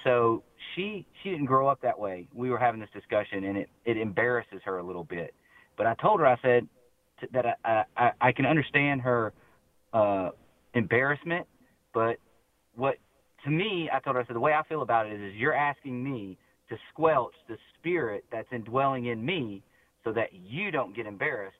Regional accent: Mississippi Gulf Coast, United States; I grew up on the Mississippi Gulf Coast in a Southern Baptist Bible Belt

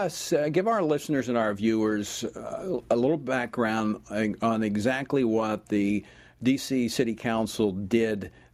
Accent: Louisiana, United States; like my home state of Louisiana

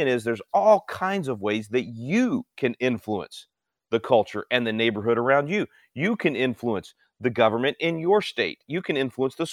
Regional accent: Texas, United States; my home state of Texas

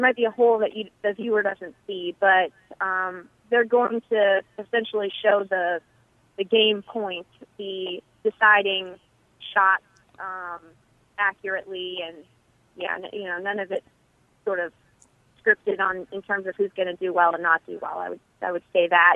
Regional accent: Eagan, Minnesota, United States; born or raised there; moved away

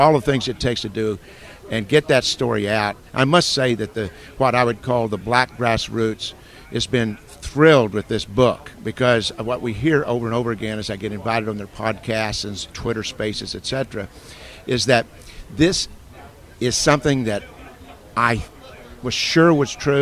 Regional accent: Missouri Ozarks, United States; I come from the Missouri Ozarks.

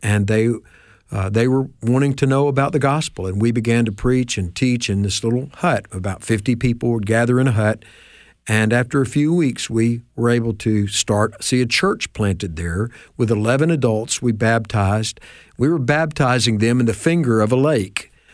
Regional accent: Memphis, Tennessee, United States; I grew up in Memphis.

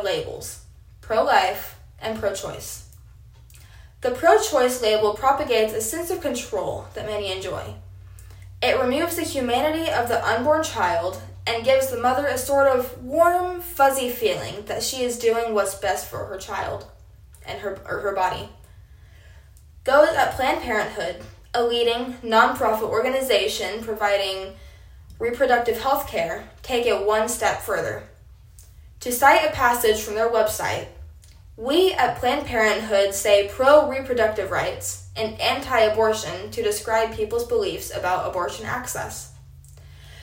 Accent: Apache, Oklahoma, United States; I am a sophomore from Apache, Oklahoma

